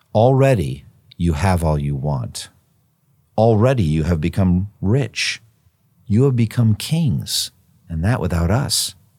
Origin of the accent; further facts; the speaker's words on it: United States; as an American Christian